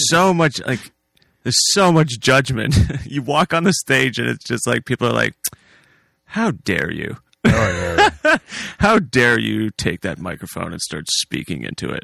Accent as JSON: {"language": "English", "town": "Hamilton", "region": "Ontario", "country": "Canada", "tie": "born or raised there", "moved": "as an adult", "lives_now": "Delhi, Canada", "said": "I'm originally from Hamilton"}